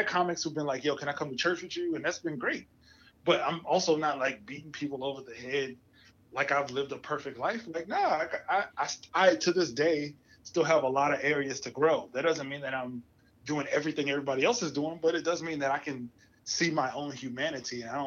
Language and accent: English; New Jersey, United States; I'm from Jersey.